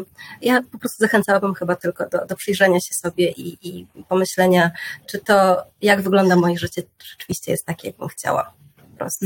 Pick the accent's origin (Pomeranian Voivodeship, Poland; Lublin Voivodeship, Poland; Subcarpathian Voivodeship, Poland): Lublin Voivodeship, Poland; Janowiec nad Wisłą; now in Warsaw, Poland; ja pochodzę z małej miejscowości, z Janowca nad Wisłą, na Lubelszczyźnie